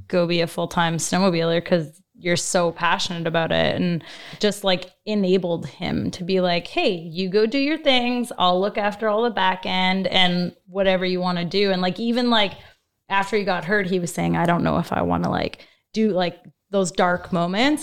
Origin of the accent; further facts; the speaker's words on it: Fort McMurray, Alberta, Canada; I was from Fort McMurray. So I'm an oil field girl.